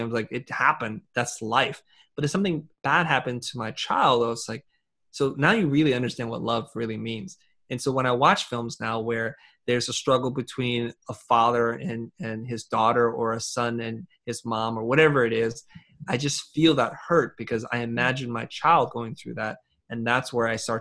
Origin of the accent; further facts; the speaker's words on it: Vietnam; moved away; I'm originally from Vietnam